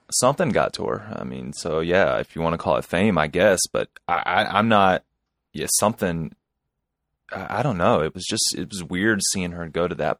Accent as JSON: {"language": "English", "region": "North Carolina", "country": "United States", "said": "I'm from North Carolina"}